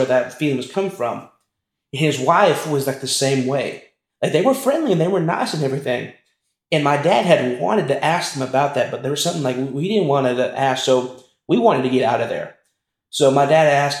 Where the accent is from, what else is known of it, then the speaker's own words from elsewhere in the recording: Texas, United States; now in Lubbock, United States; we're from Texas, in a small town in Texas